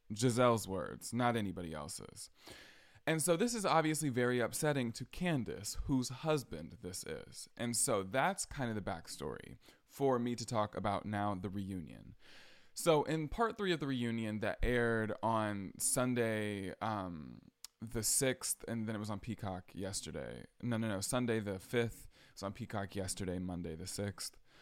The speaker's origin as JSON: {"language": "English", "region": "Georgia", "country": "United States", "also_born_or_lived": "Boston", "said": "I'm from Georgia. I live in Atlanta."}